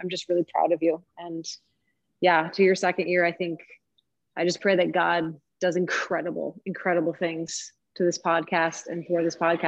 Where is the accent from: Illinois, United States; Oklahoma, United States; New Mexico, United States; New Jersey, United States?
Illinois, United States; I'm from Illinois.